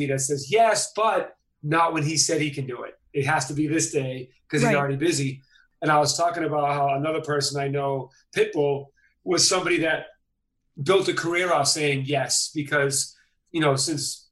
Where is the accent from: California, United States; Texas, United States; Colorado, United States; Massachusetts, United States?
Massachusetts, United States; Boston; moved away; I'm from Boston.